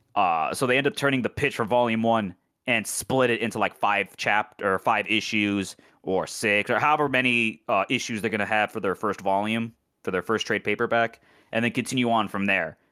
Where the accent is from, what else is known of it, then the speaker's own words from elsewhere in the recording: United States; as an American